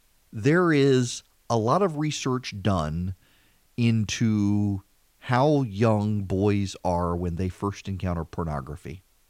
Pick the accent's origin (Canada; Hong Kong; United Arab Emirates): United Arab Emirates; Dubai; also born or lived in Louisiana, United States; I grew up in Dubai. It wasn't something we had. And then rural Louisiana, there was no internet.